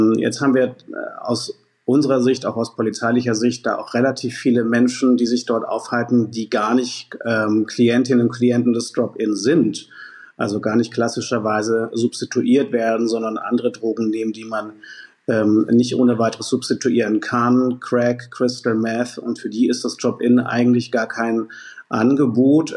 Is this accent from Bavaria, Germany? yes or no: no; Hamburg, Germany; meinen Heimatstadt Altstadt Finkenwerder